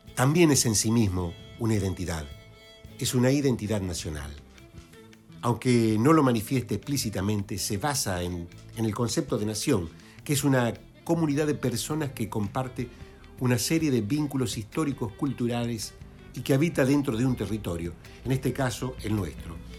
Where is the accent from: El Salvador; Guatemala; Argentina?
Argentina